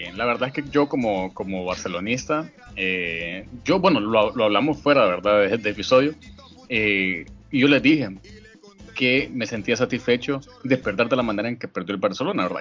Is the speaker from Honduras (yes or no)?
yes; Honduras